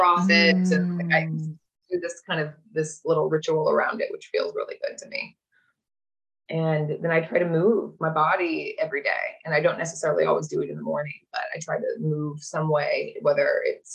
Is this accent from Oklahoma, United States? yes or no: yes; Oklahoma, United States; I grew up in Oklahoma in middle America